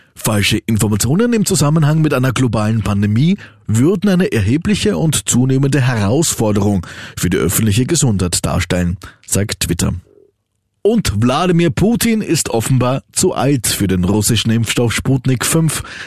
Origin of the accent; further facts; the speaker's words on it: Austria; bei uns in Österreich